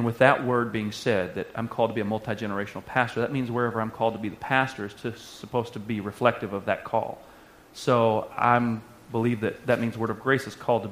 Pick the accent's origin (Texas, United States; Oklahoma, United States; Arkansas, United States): Arkansas, United States; moved away as an adult; I was from Arkansas.